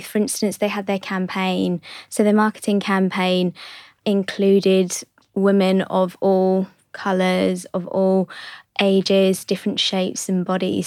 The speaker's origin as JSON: {"language": "English", "region": "London", "country": "United Kingdom", "tie": "born or raised there", "said": "my parents are from Hong Kong, but I was born in London"}